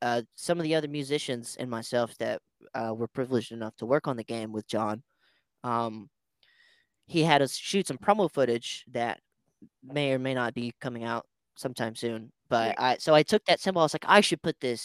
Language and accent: English; Winter Haven, Florida, United States; I am originally from Winter Haven, Florida. It is a very small town in Central Florida.